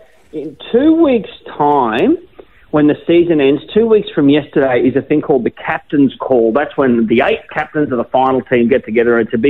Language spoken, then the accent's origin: English; Brisbane, Queensland, Australia; also born or lived in Gold Coast; I'm a Queenslander, so I'm from Brisbane. I grew up in southeast Queensland. I spent half my life on the Gold Coast.